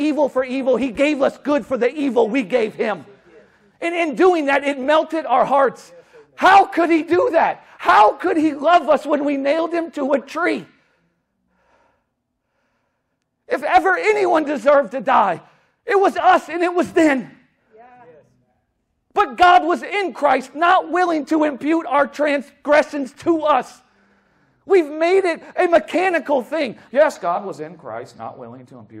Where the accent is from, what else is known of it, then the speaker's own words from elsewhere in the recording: New Orleans, Louisiana, United States; I'm from New Orleans.